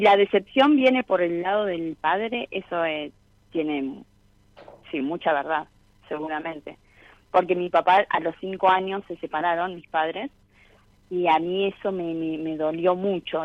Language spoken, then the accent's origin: Spanish; Miramar, Buenos Aires Province, Argentina; moved away as an adult; also born or lived in Mar del Plata; now in Comodoro Rivadavia, Argentina; Y nací en Miramar. Y estuve hasta mis 18 años. Luego me fui a vivir a Mar del Plata